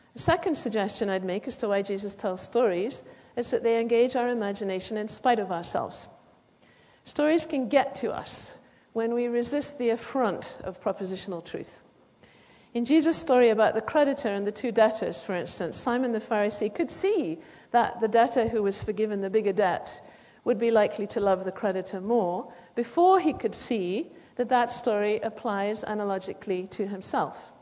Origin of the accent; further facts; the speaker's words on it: United Kingdom; as you can probably hear, I come from Britain